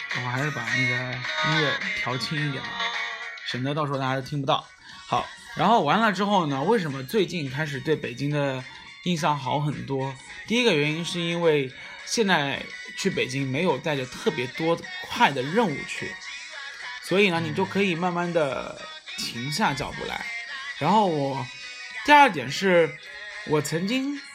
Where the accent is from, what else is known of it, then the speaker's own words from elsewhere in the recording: southern China, China; 你作为一个南方人